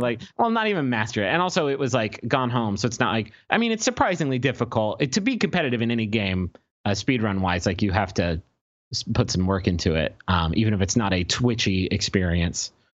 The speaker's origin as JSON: {"language": "English", "town": "Huntington", "region": "West Virginia", "country": "United States", "tie": "born or raised there", "said": "we grew up in Huntington, West Virginia"}